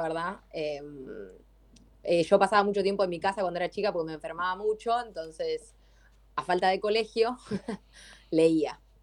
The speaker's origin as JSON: {"language": "Spanish", "town": "Adrogué", "region": "Buenos Aires Province", "country": "Argentina", "said": "Yo soy de Adrogué"}